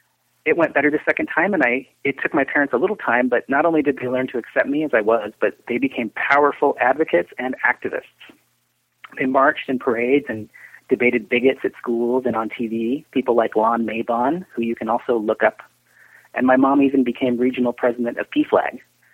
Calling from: Portland, Oregon, United States; I'm calling from Portland, Oregon

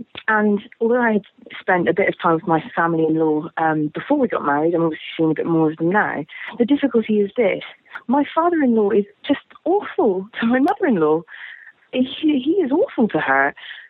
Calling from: London, United Kingdom; I'm calling from London in England

